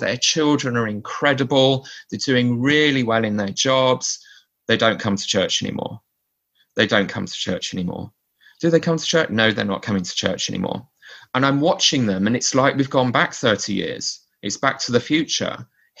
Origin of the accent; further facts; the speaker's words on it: Maidstone, South East England, United Kingdom; now in Canterbury, United Kingdom; I grew up in Maidstone stake, and I now live next door in Canterbury stake. These are both in Kent.